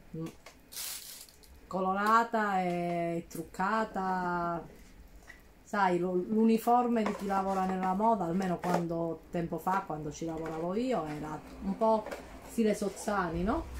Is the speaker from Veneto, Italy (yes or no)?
no; Calabria, Italy; vengo dalla Calabria